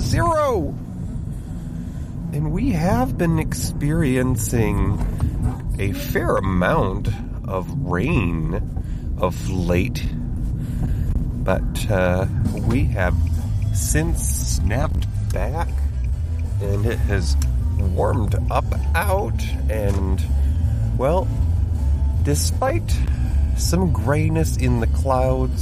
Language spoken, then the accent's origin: English; New York, United States; I am from New York State.